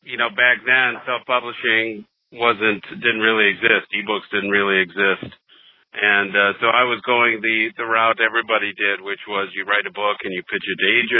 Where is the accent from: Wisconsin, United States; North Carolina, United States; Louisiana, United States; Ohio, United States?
Wisconsin, United States; moved away as an adult; now in Detroit, United States; I was born and raised in Wisconsin, moved to Detroit, Michigan back in 2000.